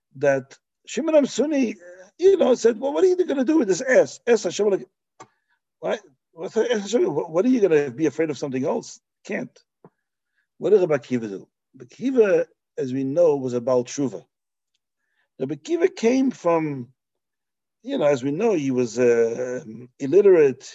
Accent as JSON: {"language": "English", "country": "Belgium", "tie": "born or raised there", "moved": "yes", "said": "where I grew up in Belgium"}